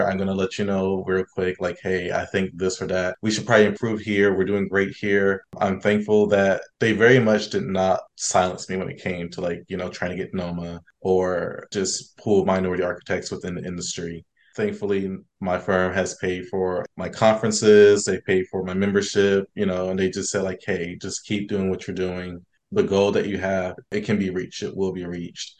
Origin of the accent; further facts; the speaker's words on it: Columbus, Ohio, United States; I'm originally from Columbus, Ohio